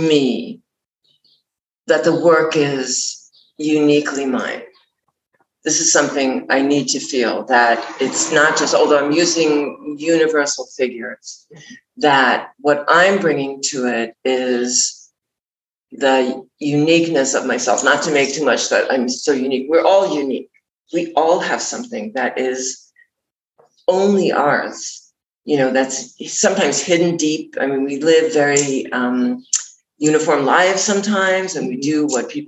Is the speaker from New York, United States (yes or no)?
yes; New York, United States; moved away as an adult; I'm from New York